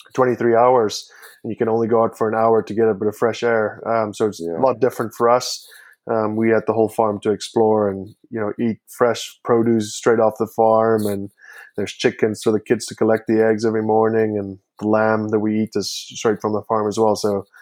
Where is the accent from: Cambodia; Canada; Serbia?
Canada; also born or lived in South Africa; Canada. But they're like, yeah, but there's still a twang to your voice. And like, yeah, okay. I'm from South Africa as well. I was born in South Africa